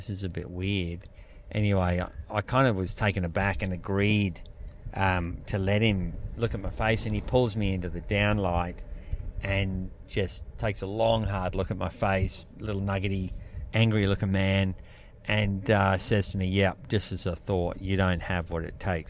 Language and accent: English; Australia